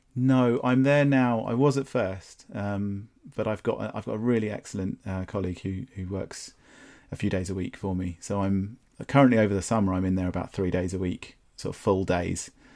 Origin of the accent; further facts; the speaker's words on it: Brighton, South East England, United Kingdom; also born or lived in London; I was born in Brighton and I grew up here